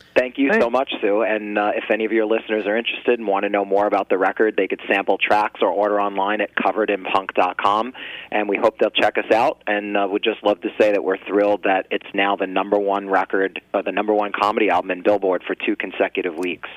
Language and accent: English; New Jersey, United States; we're all originally from New Jersey